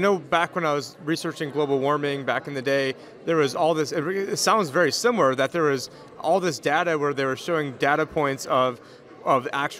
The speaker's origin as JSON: {"language": "English", "area": "Maricopa County", "region": "Arizona", "country": "United States", "said": "I'm from Maricopa County, Arizona, which is supposedly the coronavirus capital of the world, at least a month ago it was, where it's worse than Wuhan"}